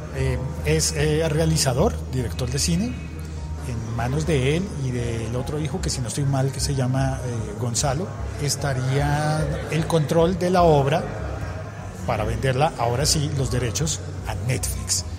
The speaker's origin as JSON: {"language": "Spanish", "country": "Colombia"}